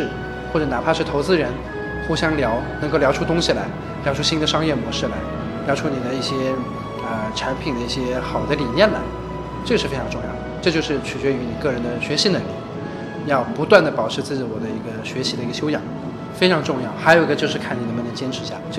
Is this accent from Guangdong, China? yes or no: no; Ningbo, Zhejiang, China; now in United States; 我是个宁波人嘛。